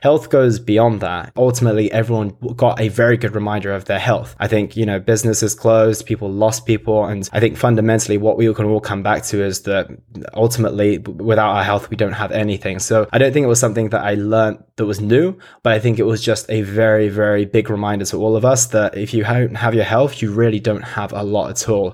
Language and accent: English; United Kingdom; I obviously grew up in the U K as well.